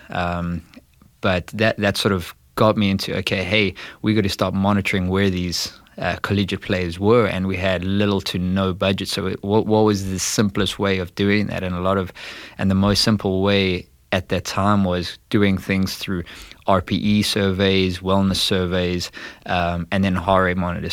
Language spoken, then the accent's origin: English; South Africa; moved away as an adult; now in St. Louis, United States; I was born and bred there. I was there for the first twenty years of my life